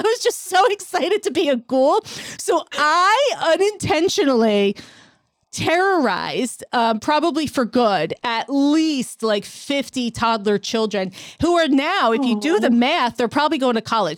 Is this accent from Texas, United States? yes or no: no; New York City, New York, United States; I'm a New Yorker